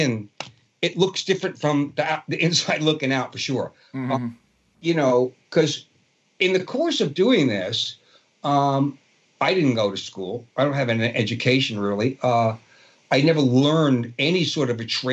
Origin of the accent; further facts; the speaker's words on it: New York City, New York, United States; accent: Brooklyn; I grew up in Brooklyn, and my accent from growing up in a Brooklyn Italian neighborhood